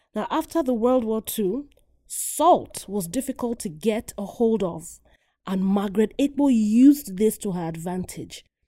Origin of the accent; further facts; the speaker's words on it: Nigeria; moved away; Growing up in Nigeria, Africa, um, as a little girl going to school